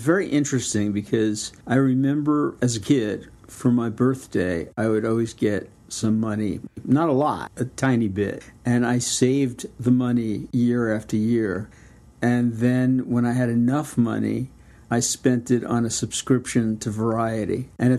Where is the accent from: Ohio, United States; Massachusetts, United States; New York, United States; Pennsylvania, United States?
New York, United States; New York City; also born or lived in Miami; I was born in Miami, but I moved to New York when I was two. So I was brought up in Brooklyn.